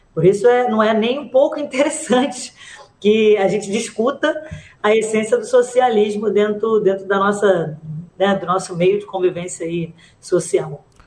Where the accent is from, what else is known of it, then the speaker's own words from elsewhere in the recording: Rio de Janeiro, Brazil; Eu fui criada na, na Maré